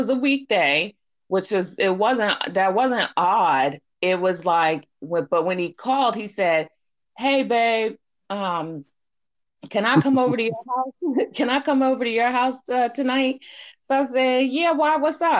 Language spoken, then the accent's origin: English; Baltimore, Maryland, United States; I'm from Maryland